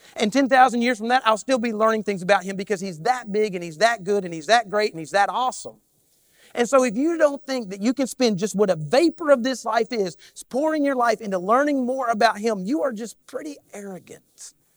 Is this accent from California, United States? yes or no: no; Kentucky, United States; I, I am definitely from Kentucky